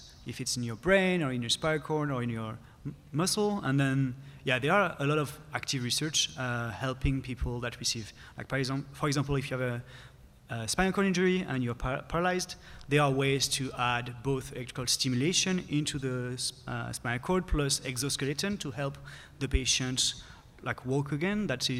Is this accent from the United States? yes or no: no; France; moved away; I'm from France.